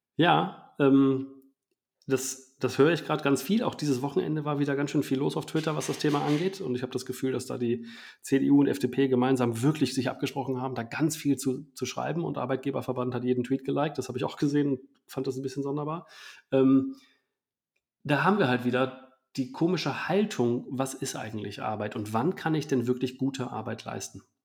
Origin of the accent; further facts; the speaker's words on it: Germany; wir als Deutschland